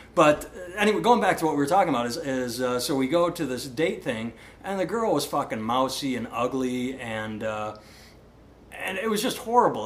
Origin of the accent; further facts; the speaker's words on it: Iowa, United States; people say, "Where are you from?" and I say Iowa